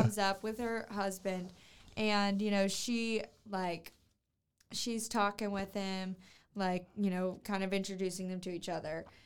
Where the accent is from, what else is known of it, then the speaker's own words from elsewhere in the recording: Louisiana, United States; I'm from Louisiana